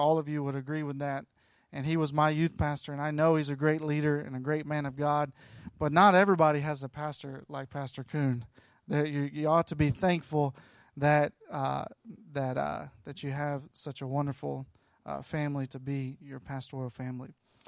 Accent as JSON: {"language": "English", "town": "Gadsden", "region": "Alabama", "country": "United States", "tie": "born or raised there", "lives_now": "Southern California, United States", "said": "And I live in Southern California now. I grew up in Gadsden. Anybody know where Gadsden, Alabama is?"}